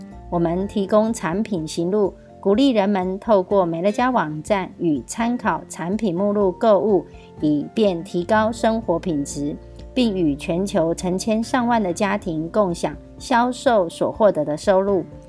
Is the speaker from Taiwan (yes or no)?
yes; Miaoli County, Taiwan; ，今天要为大家导读的主题是“欢欣丰收，展望富足之年”